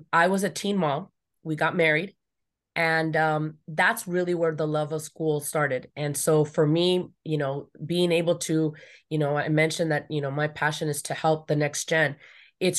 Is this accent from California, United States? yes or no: yes; Los Angeles, California, United States; I grew up here in the San Fernando Valley, you know, outskirts